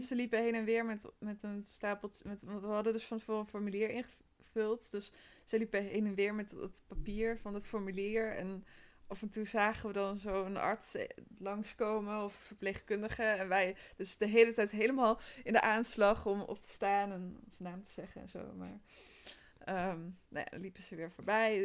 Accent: North Brabant, Netherlands; moved away; omdat ik uit Brabant kom

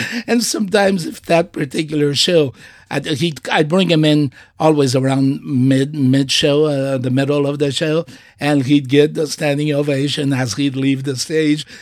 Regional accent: Portugal; now in United States; I have pride in being Portuguese. I have pride in being an American by choice

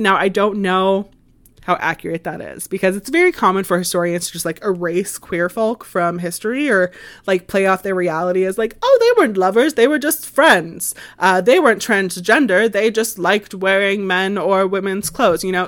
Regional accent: United States

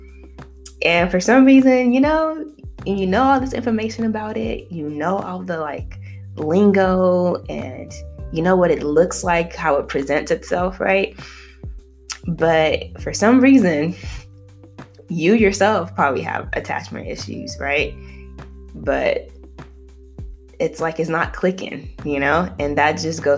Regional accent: United States; also born or lived in Nigeria; I was born in Nigeria, mostly raised here in America

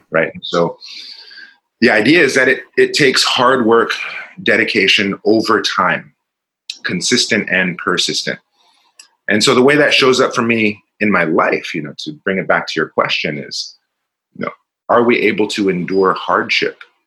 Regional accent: Richmond, California, United States; I'm from Richmond, California, not the nicest place, and uh, I was surrounded by a lot of angry, violent people

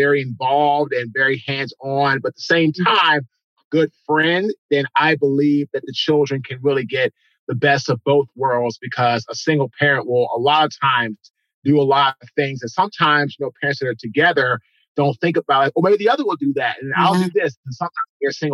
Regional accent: Washington, District of Columbia, United States; now in Raleigh, United States; I'm from Washington, D.C. originally. Was raised by a single father

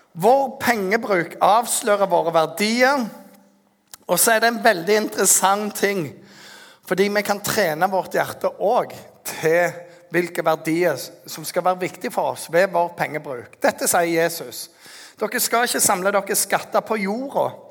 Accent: Norway; som en nordmann som har litt mer penger enn ingenting

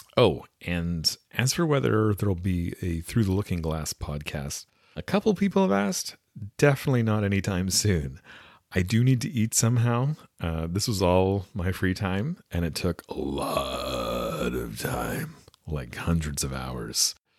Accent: West Coast Canada, Canada; accent: West Coast Canadian; So this is my actual accent, in case, uh, any of you did wonder. It's a West Coast Canadian accent

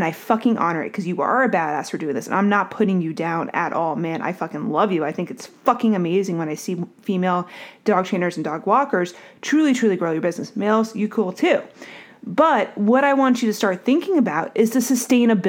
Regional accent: Northeast, United States; also born or lived in New Jersey; now in Durham, United States; I'm from the Northeast

